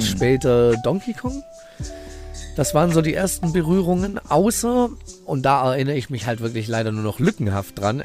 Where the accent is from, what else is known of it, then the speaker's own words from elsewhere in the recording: Heidelberg, Baden-Württemberg, Germany; Ich bin da tatsächlich die ersten zehn Jahre meines Lebens, so bis zur vierten Klasse, äh, im, im, im, schlimmsten Viertel der Stadt wirklich aufgewachsen.